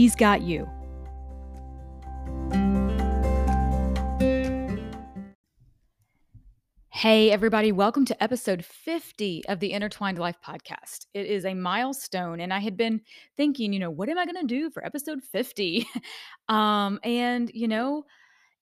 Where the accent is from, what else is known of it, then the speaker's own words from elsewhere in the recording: near Mayfield, Kentucky, United States; I was born and raised, I lived about 15 minutes from Mayfield all my life